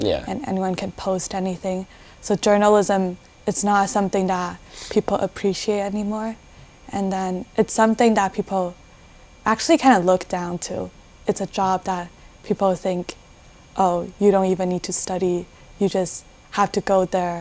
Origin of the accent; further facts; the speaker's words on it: Taiwan; English is a second language; moved away as an adult; now in Hawaii, United States; I'm from Taiwan